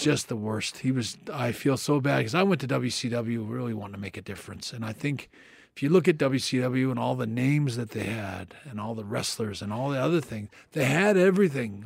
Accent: Canada; me being Canadian

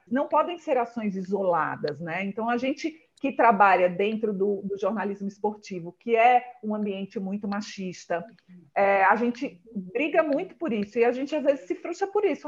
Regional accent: Northeast Region, Brazil; moved away as an adult; also born or lived in Natal; now in São Paulo, Brazil; eu sou do Nordeste

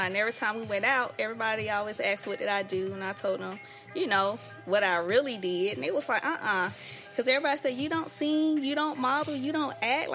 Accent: Decatur, Georgia, United States; I'm originally from Decatur, Georgia.

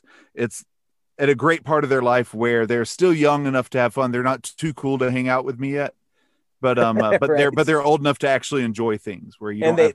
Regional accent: Provo, Utah, United States; born there; I was born in Provo, Utah, but we only stayed there for 2 months. I was a BYU baby.

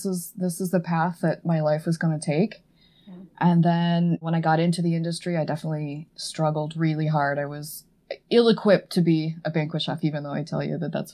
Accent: Edmond, Oklahoma, United States; moved away as an adult; also born or lived in Stillwater, Oklahoma; now in Boston, United States; I grew up in Edmond

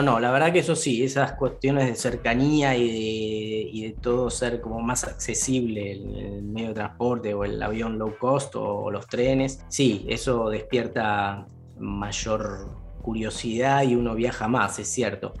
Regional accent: Argentina; moved away as an adult; now in Berlin, Germany; venía de, Argentina de tocar tango también

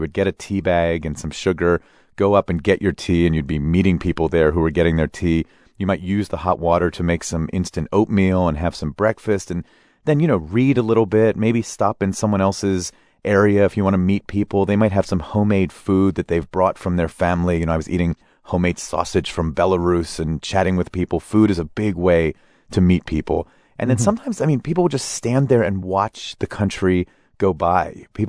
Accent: United States; the assumptions I've made as an American.

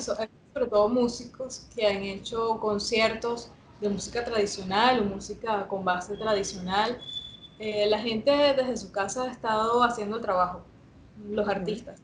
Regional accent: La Guaira, Venezuela; yo soy de La Guaira y, bueno, durante mucho tiempo eh, mis padres me llevaban a las costas, a las diferentes fiestas de, La Guaira

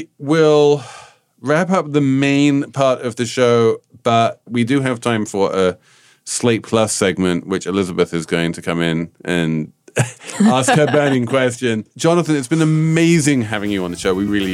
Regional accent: England, United Kingdom; because I'm English

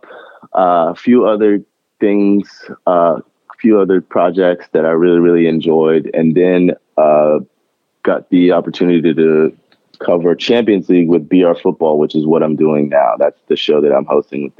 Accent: Chapel Hill, North Carolina, United States; I was born and raised in Chapel Hill, North Carolina.

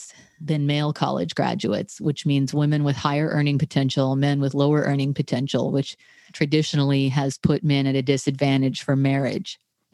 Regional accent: Tarrant County, Texas, United States; moved away as an adult; also born or lived in Boston / Cambridge; we come from Tarrant County in Texas, which is the most reliably red county in Texas

